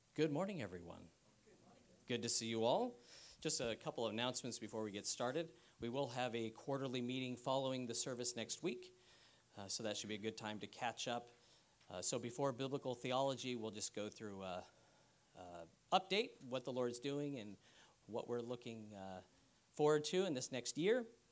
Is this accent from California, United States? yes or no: yes; San Diego, California, United States; I'm from San Diego. He was pastoring when I was a child. and we were, uh, in the East County of San Diego as well